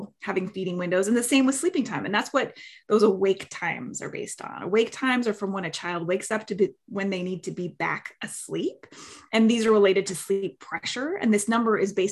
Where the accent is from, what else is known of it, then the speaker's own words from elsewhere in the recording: Canada; now in Bay Area, United States; I'm from Canada originally, but I'm located in the Bay Area.